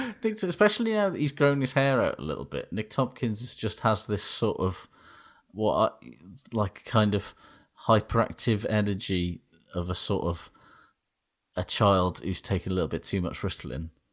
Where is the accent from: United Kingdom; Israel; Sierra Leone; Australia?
United Kingdom; Aberdeen, Scotland; I'm from Aberdeen